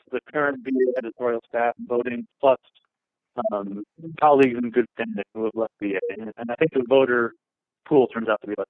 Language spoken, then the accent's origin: English; New York City, New York, United States; growing up in New York City